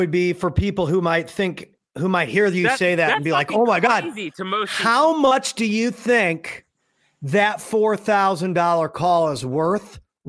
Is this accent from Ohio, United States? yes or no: no; St. Louis, Missouri, United States; That happened to me growing up in St. Louis too.